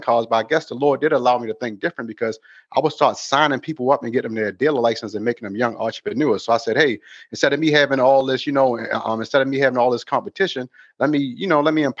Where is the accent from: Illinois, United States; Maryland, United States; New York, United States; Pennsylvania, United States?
Maryland, United States; Baltimore; moved away as an adult; now in Los Angeles, United States; right now I live in Los Angeles, California, but I'm from Baltimore, Maryland.